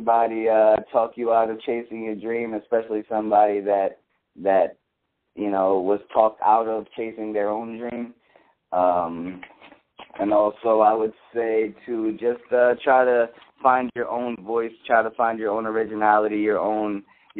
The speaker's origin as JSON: {"language": "English", "town": "Philadelphia", "region": "Pennsylvania", "country": "United States", "said": "I'm from Philly"}